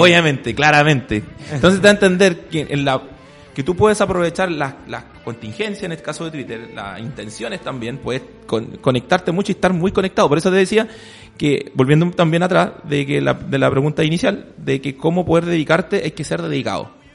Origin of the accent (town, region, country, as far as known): Chile